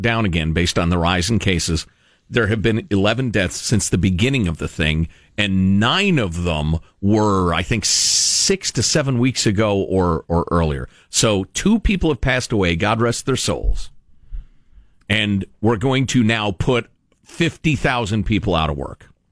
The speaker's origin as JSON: {"language": "English", "country": "United States", "said": "with my assumptions as an American"}